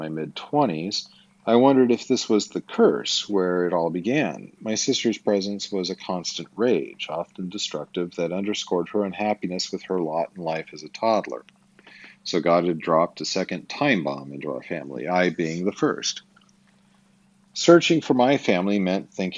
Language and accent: English; Twin Falls, Idaho, United States; I was born in Twin Falls, Idaho, at Magic Valley Regional Medical Center on April 15th, 1974